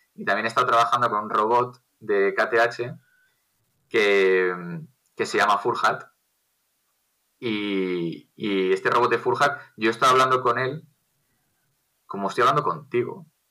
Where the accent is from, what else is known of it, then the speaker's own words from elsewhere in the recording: Castile and León, Spain; Castilla, que es de donde yo soy